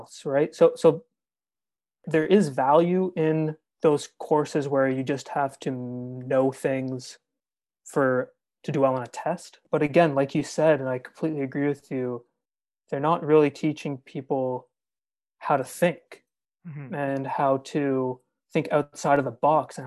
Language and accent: English; Aurora, Ontario, Canada; I grew up in a town called Aurora